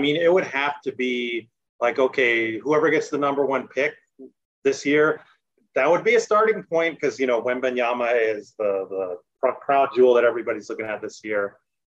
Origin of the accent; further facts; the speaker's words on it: Albuquerque, New Mexico, United States; moved away; I'm from Albuquerque originally. We call ourselves Burkay